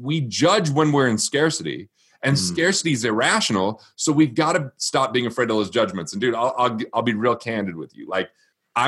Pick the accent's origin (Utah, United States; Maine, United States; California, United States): Utah, United States; I grew up in Utah, but I'm not Mormon